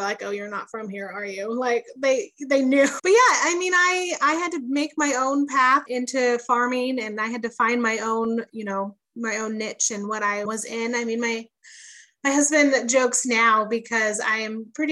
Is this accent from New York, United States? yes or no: no; Chico, California, United States; I grew up in Chico, California, which is a small little town about an hour and a half north of Sacramento